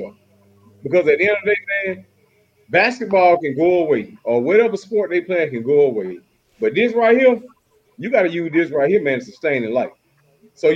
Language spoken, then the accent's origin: English; United States; I grew up over in Twin Heights